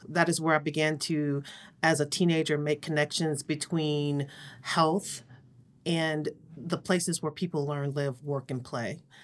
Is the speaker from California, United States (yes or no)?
no; Cleveland, Ohio, United States; I grew up in Cleveland, Ohio, on the east side